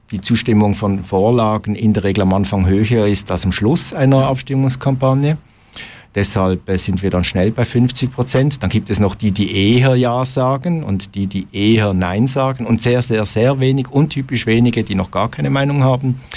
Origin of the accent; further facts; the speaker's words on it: Basel, Basel-Stadt, Switzerland; Also er, und äh, ich bin in Basel aufgewachsen, äh, lebe schon seit ziemlich langer Zeit mit meinem Mann zusammen